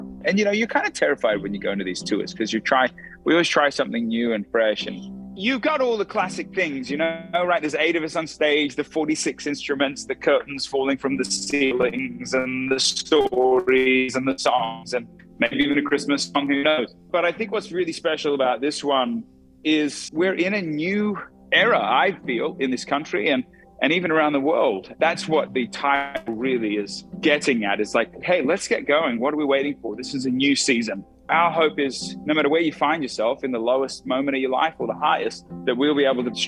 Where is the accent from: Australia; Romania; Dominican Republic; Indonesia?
Australia; now in Nashville, United States; I haven't even been back to Australia since 2019. So I'm much more American at this point than I am Australian, other than my birth